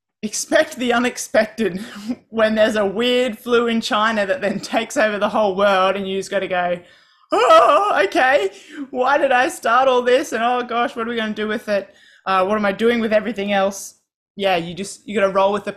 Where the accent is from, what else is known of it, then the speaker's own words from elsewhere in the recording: Australia; I'm from Australia